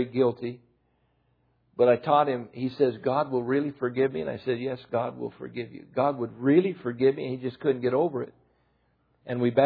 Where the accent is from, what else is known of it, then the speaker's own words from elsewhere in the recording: United States; I'm an American, I'm not Japanese. When I was in France, I was an American.